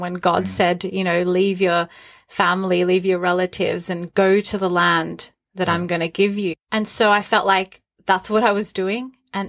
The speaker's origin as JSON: {"language": "English", "country": "Australia", "tie": "born or raised there", "moved": "as an adult", "lives_now": "Newcastle, United Kingdom", "said": "I grew up in Australia"}